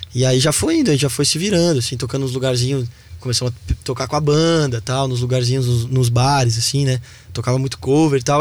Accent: Balneário Camboriú, Santa Catarina, Brazil; also born or lived in Novo Hamburgo, Rio Grande do Sul; eu sou gaúcho de Novo Hamburgo, mas cresci em Balneário Camboriú

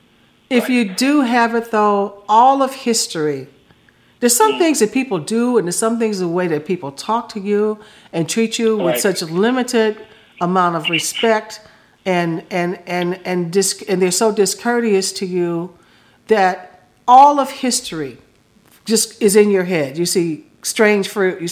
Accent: Chicago, Illinois, United States; moved away; also born or lived in Florida; when I was a kid, I came from Chicago

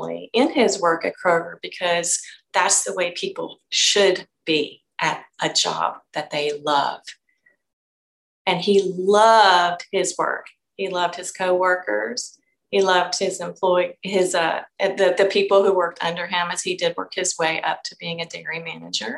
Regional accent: Frankfort, Kentucky, United States; I'm from Frankfort, which is the state capital of Kentucky

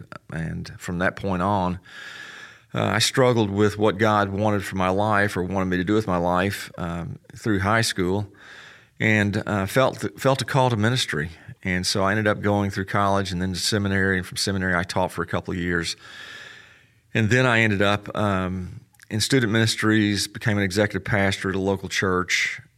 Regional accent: Memphis, Tennessee, United States; also born or lived in Texas; Hey, Graham, I grew up in Memphis. My dad was in the Air Force. I was actually born in Texas

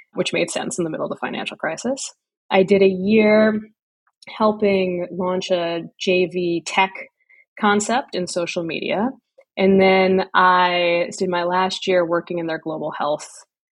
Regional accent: New York City, New York, United States; I am a native New Yorker. I grew up in Brooklyn

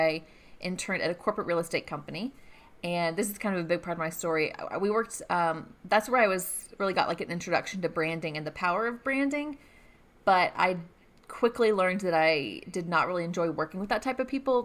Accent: Gainesville, Georgia, United States; also born or lived in Atlanta, Georgia; now in Athens, United States; I grew up in Gainesville, Georgia, so not too far away.

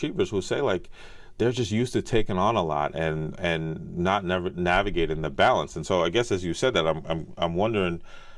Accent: United States; I was born in the States

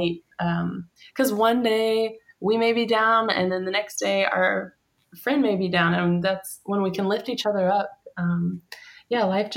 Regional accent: Kentucky, United States; in Kentucky, the backwoods of Kentucky

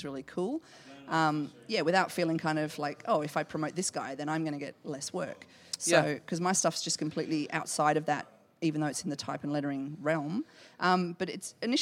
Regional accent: Australia; Okay, I'm Australian

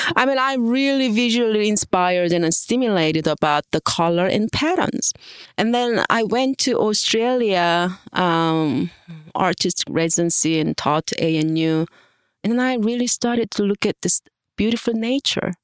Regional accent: South Korea; moved away; I am international professor here, and I was born in Korea and studied in um, different countries

